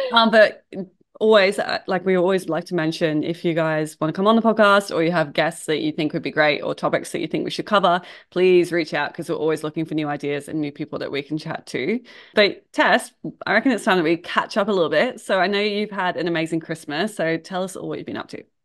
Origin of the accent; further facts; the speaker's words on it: England, United Kingdom; moved away as an adult; so I'm from England originally, I've been here for about twelve years now.